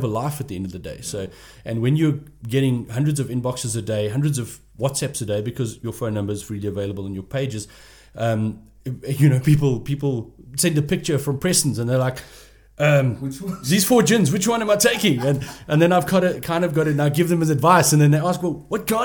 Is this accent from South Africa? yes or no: yes; Port Elizabeth, Eastern Cape, South Africa; I'm from Port Elizabeth, and I'm proud to be from Port Elizabeth